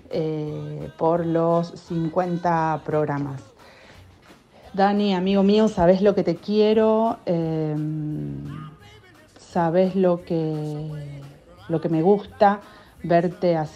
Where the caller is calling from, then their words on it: Buenos Aires, Argentina; soy de Villaluro